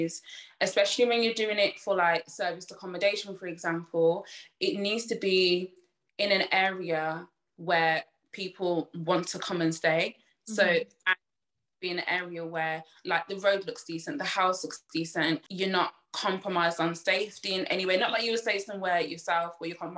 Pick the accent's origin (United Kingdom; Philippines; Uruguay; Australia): United Kingdom; Birmingham, West Midlands; I'm from Birmingham